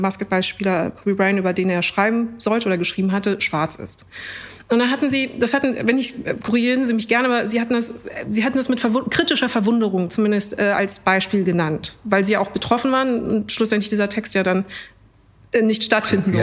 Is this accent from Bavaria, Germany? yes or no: yes; Munich, Bavaria, Germany; aus München.